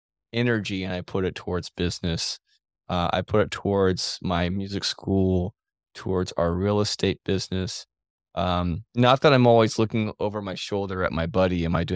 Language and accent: English; Kansas, United States; I'm from Kansas